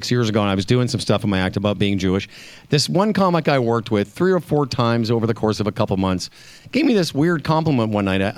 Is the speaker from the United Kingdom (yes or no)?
no; Canada; moved away as an adult; also born or lived in Los Angeles; I lived in Los Angeles and didn't do anything about being Canadian